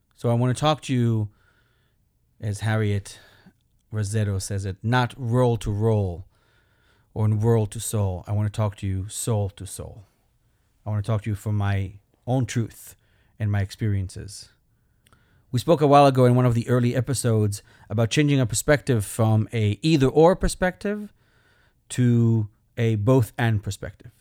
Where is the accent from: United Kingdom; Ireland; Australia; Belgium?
Belgium; moved away; I am an immigrant. That's my accent. I'm from Belgium